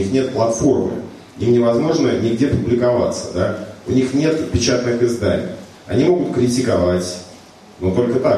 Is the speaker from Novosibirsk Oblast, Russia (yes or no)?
no; Saint Petersburg, Russia; да, мы такие вот петербуржцы э, стоим как